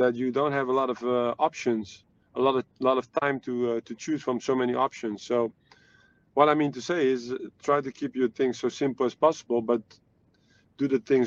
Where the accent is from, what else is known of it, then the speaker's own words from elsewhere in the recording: Netherlands; I'm from the Netherlands